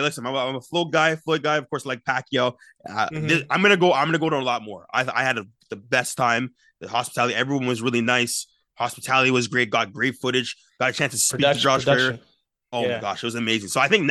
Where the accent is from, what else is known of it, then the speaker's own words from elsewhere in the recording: Brampton, Ontario, Canada; I had an exceptional time coming from Brampton. I grew up pretty much in Brampton.